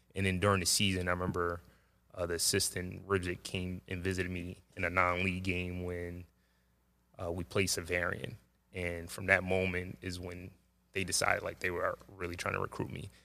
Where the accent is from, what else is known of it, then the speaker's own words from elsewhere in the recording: New York City, New York, United States; I grew up in, uh, Jamaica, Queens, Springfield Gardens